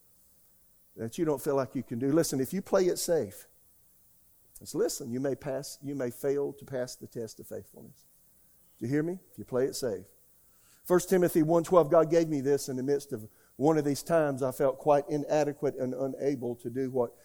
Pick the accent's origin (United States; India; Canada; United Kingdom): United States; also born or lived in Oklahoma; now in Raleigh, United States; I'm an American